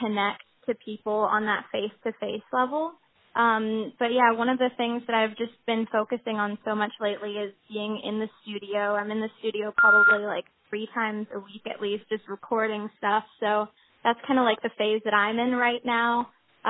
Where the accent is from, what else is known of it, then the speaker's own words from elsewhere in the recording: San Francisco, California, United States; moved away; also born or lived in Argentina / Los Angeles; I was born in San Francisco, and I lived in the Bay Area for a while, and I was in the San Francisco Girls Chorus